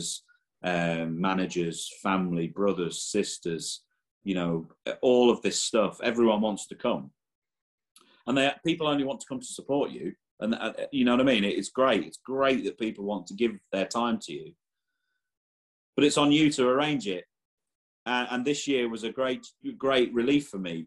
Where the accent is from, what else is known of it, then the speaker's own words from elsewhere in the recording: England, United Kingdom; now in Ireland; I was born and raised in England